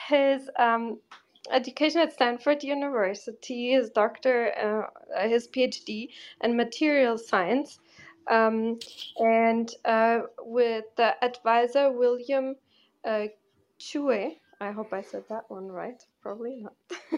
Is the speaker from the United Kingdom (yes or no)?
no; Germany; moved away as an adult; also born or lived in Porto, Portugal; now in New York, United States; I grew up in Porto and in Germany, like I'm from Portugal, but then I grew up in Germany most of the time